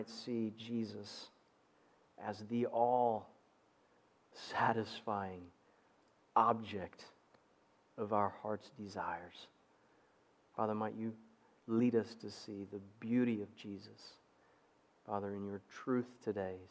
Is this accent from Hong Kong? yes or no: no; Zimbabwe; moved away; Growing up in Southern Africa was just incredible for a little boy